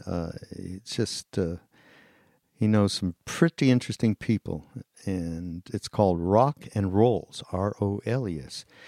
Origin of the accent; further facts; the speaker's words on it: Montreal, Quebec, Canada; I'm from Montreal.